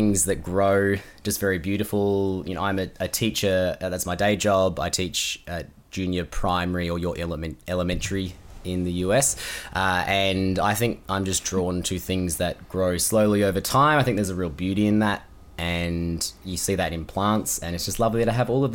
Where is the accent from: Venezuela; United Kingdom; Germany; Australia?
Australia; Perth, Western Australia; now in Melbourne, Australia; So I was born in Perth, Western Australia. I now live in Melbourne, which is on the East Coast